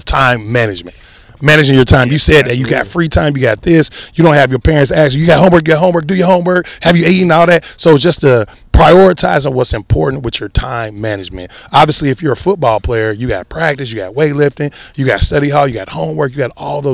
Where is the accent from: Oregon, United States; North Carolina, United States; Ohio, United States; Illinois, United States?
Ohio, United States; moved away as an adult; also born or lived in South Carolina; I went to the University of South Carolina, but I'm from Ohio